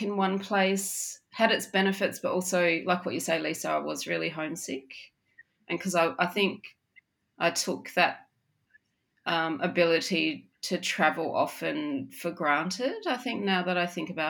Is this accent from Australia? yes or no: yes; South Australia, Australia; now in Melbourne, Australia; I'm a Gugutha Nukanu woman from South Australia, and I currently live in Melbourne